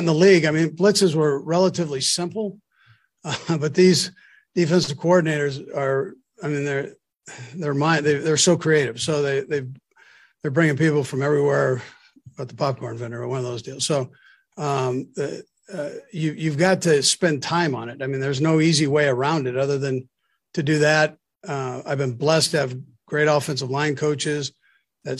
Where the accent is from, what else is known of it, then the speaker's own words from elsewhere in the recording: California, United States; moved away; California guy, I'm from California.